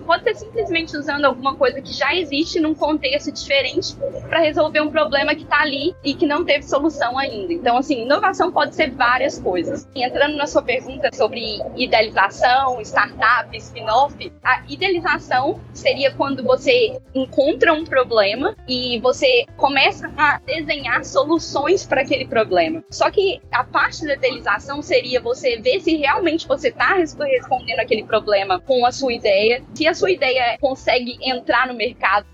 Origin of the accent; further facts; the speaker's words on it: Belo Horizonte, Minas Gerais, Brazil; moved away as an adult; now in London, United Kingdom; Eu sou médica formada pela UFMG, sou de Belo Horizonte, nunca tinha saído do Brasil antes do Ciência Sem Fronteiras